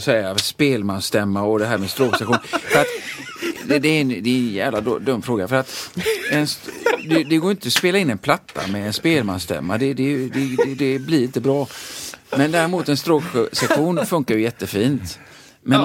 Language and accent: Swedish; Sweden; jag är svensk.